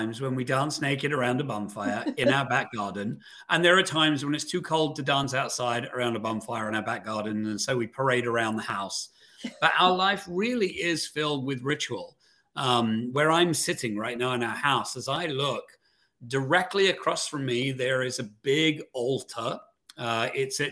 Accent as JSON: {"language": "English", "region": "London", "country": "United Kingdom", "tie": "born or raised there", "moved": "yes", "said": "I grew up in England"}